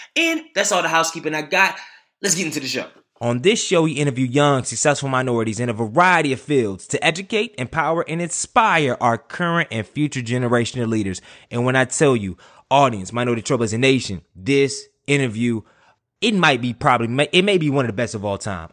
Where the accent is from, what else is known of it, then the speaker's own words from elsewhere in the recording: Durham, North Carolina, United States; my hometown